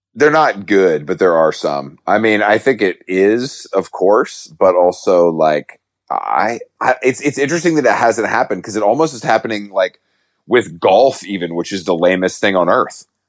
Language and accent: English; the South, Georgia, United States; I'm from the South